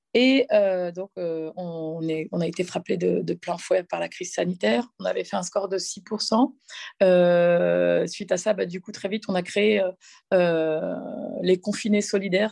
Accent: Cergy, Île-de-France, France; j'ai grandi dans un quartier populaire qui s'appelle le quartier de la Croix-Petit à Cergy

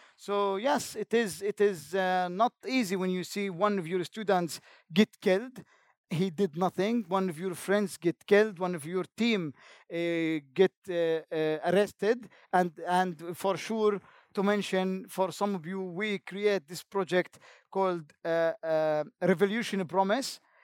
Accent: Jenin, West Bank, Palestine; English is a second language; I am from Jenin camp

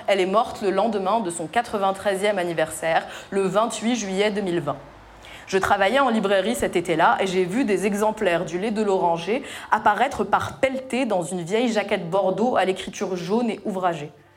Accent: Tunisia; moved away as an adult; j'ai quitté ma Tunisie natale après le lycée et construit ma vie ailleurs

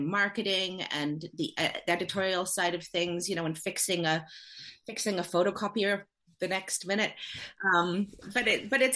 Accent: Canada; moved away as an adult; now in United Kingdom; I'm from Canada.

